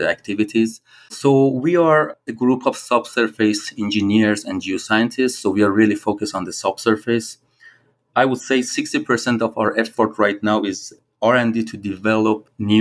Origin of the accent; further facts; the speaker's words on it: Iran; moved away as an adult; also born or lived in Australia / Edinburgh, Scotland / Dubai / Venezuela; I'm originally from Iran, so I started my career in Iran